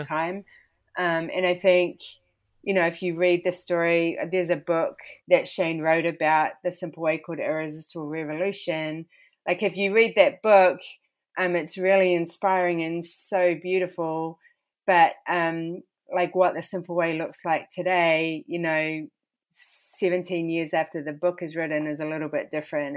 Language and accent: English; New Zealand; moved away as an adult; now in Philadelphia, United States; been born and raised there